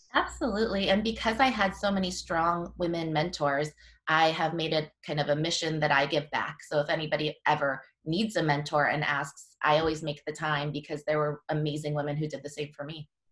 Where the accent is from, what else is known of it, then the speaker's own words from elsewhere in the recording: Washington, United States; also born or lived in Korea; I'm a local I grew up in Washington